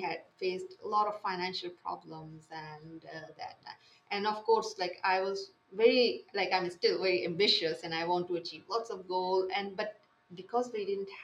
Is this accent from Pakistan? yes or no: yes; Pakistan; English is a second language; moved away as an adult; now in Saudi Arabia; I am from Pakistan